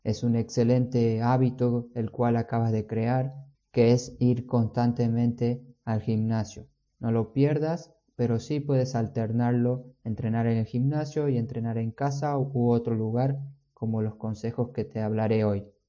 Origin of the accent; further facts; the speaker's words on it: San Miguel de Tucumán, Tucumán, Argentina; moved away; yo vengo de Tucumán, de Argentina, no tenemos playa, pero teníamos muchos parques y además el cerro